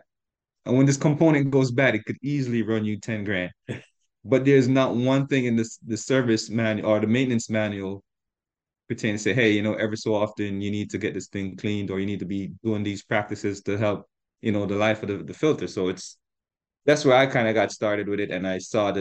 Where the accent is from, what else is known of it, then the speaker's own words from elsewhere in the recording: Long Island, New York, United States; I was the guy from Long Island